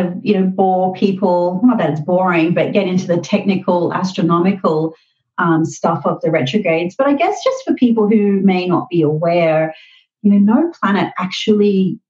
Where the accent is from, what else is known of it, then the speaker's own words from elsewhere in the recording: Australia; accent: Australian; also born or lived in Brisbane; if you think I sound a bit funny, it's because I'm Australian. So I have a full-time astrology practice here where I live in Brisbane